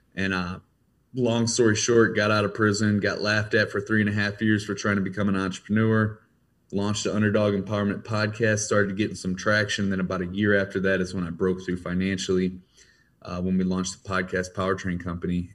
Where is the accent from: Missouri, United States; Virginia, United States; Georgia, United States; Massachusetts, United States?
Missouri, United States; Ferguson; I grew up in Ferguson, Missouri.